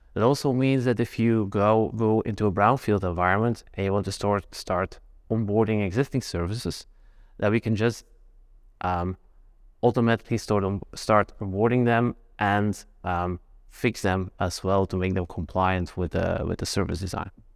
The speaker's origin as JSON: {"language": "English", "country": "Belgium", "said": "I'm from Belgium"}